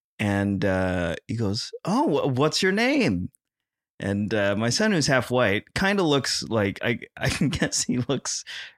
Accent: Philippines; I'm Filipino. And we are the Hispanics of the East.

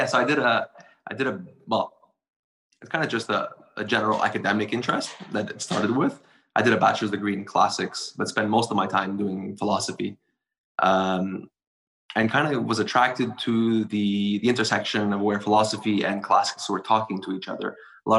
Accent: Montreal, Quebec, Canada; It's a special city.

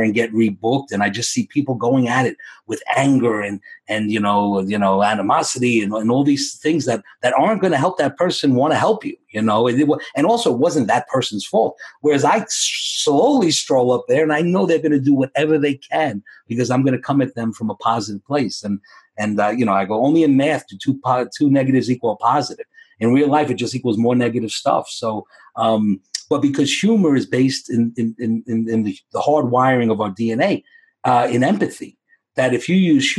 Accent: New York City, New York, United States; I grew up in the Bronx

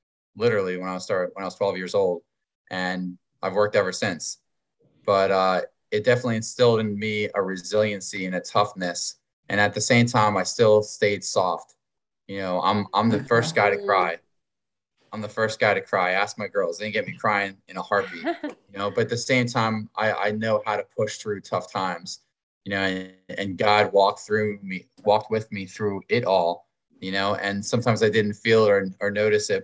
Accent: Pennsylvania, United States; now in Wilmington, United States; I'm originally from Pennsylvania and it is actually a very beautiful place

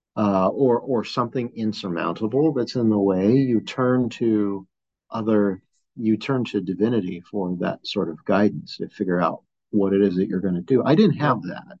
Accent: San Gabriel Valley, Los Angeles area, California, United States; moved away as an adult; now in Flagstaff, United States; grew up in the LA area, uh, born and raised uh, in San Gabriel Valley

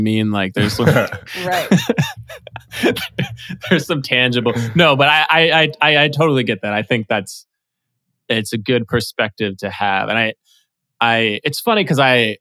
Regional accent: New York, United States; I was born in New York and I went to NYU

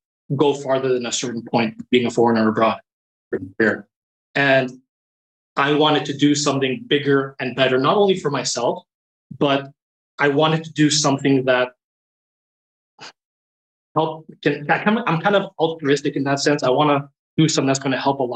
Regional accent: Toronto, Ontario, Canada; moved away as an adult; also born or lived in South Korea / China / Beijing; Born and raised in Toronto, I started my career in education.

